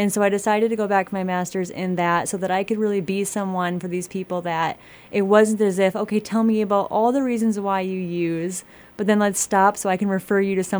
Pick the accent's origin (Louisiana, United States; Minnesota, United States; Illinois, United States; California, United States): Minnesota, United States; Blackduck; also born or lived in Flagstaff, Arizona / North Dakota; I grew up in Black Duck, so just a hop, skip, and a jump away from here